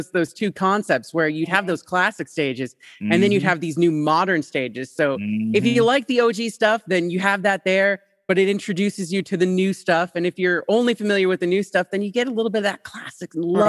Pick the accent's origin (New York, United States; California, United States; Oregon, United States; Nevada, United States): Nevada, United States; Las Vegas; growing up in Vegas was very weird, to say the least.